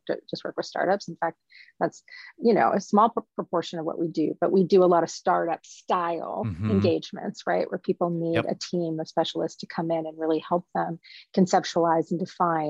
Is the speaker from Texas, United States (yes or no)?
no; Louisiana, United States; moved away as an adult; also born or lived in Nashville, Tennessee / New York City / Missoula, Montana; now in Seattle, United States; I was raised in a small town in Louisiana. I was born in Nashville. My parents are from Birmingham. So I'm Southern.